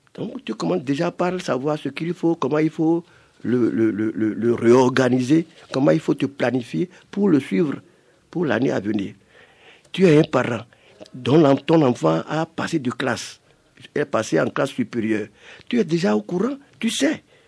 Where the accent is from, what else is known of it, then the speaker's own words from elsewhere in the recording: Cotonou, Littoral, Benin; je suis un villageois, mais je suis né à Cotonou